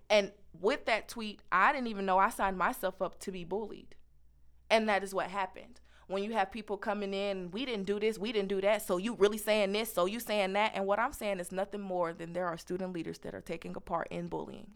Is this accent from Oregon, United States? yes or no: no; Kansas City, Missouri, United States; moved away; I come from Kansas City, Missouri.